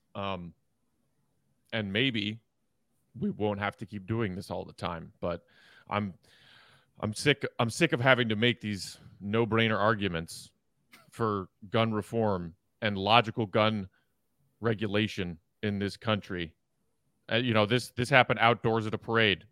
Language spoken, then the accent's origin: English; Chicago suburbs, Illinois, United States; now in Chicago, United States; grew up in the suburbs and now lives in Chicago